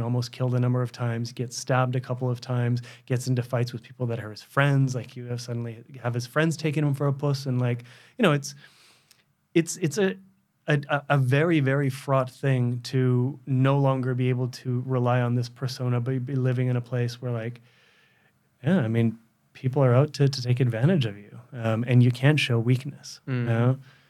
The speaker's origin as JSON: {"language": "English", "region": "West Coast", "country": "Canada", "tie": "born or raised there", "said": "I lived in the most benign circumstances you could imagine, you know, growing up in Canada on the West Coast. You know, we didn't have a lot of money because we were immigrants, but, like, we had plenty."}